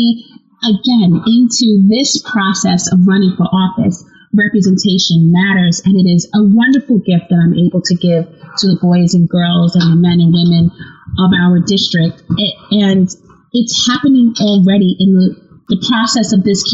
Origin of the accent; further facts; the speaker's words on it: United States; as an American